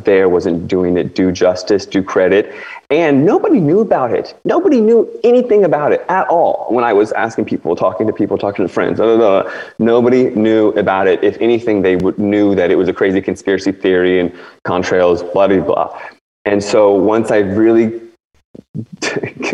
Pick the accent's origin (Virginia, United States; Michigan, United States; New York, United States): Virginia, United States; D.C. area, Northern Virginia / Washington, United States; I grew up in D.C. basically, like right on the river, Virginia side of the river. But I grew up basically in Washington, D.C.